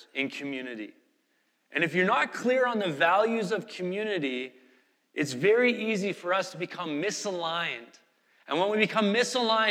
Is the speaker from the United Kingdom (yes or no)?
no; Canada; moved away; I'm from Canada, just landed